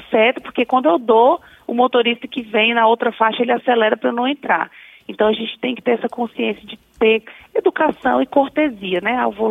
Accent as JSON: {"language": "Portuguese", "town": "Brasília", "region": "Federal District", "country": "Brazil", "said": "Não sou, sou de Brasília."}